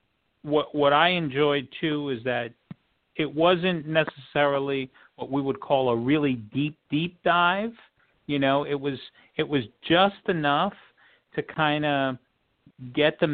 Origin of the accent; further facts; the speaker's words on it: New York, United States; I grew up in New York